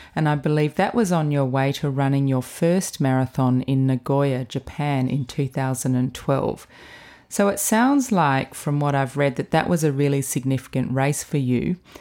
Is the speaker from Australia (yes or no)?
yes; Adelaide, South Australia, Australia; growing up in Adelaide, which is the nearest big city to the southeast where you grow up